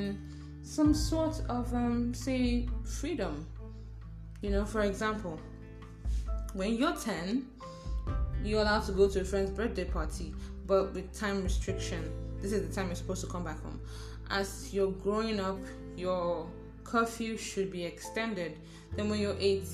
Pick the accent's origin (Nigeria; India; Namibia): Nigeria; I'm from Nigeria